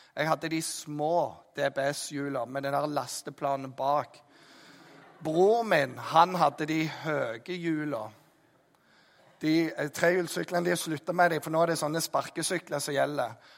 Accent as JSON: {"language": "Norwegian", "area": "Jæren", "region": "Rogaland", "country": "Norway", "said": "jeg er jærbu"}